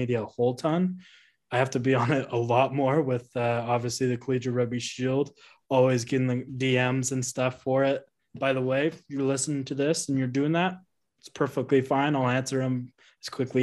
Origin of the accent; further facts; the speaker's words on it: Utah, United States; Growing up in Utah